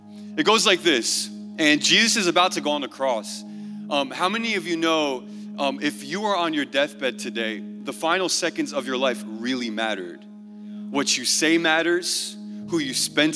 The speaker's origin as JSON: {"language": "English", "country": "Portugal", "said": "I'm from Portugal."}